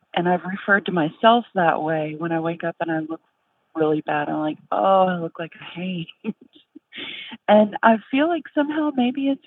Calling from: Danville, Kentucky, United States; I'm calling from Danville, Kentucky

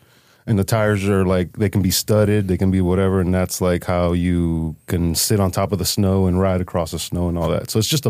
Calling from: Holyoke, Massachusetts, United States; So today I'm coming from Holyoke, Massachusetts.

